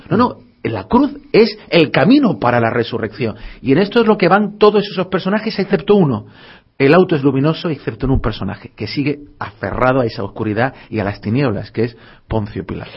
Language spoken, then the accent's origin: Spanish; Málaga, Andalusia, Spain; me siento malagueño 100%